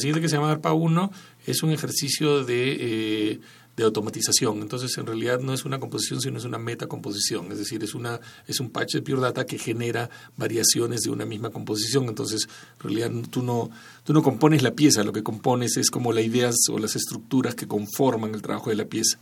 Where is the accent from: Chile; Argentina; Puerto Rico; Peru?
Peru; moved away as an adult; also born or lived in Barcelona, Spain / United States / Tijuana, Mexico; yo crecí en Perú y soy principalmente si hubiera que clasificarme de alguna forma peruano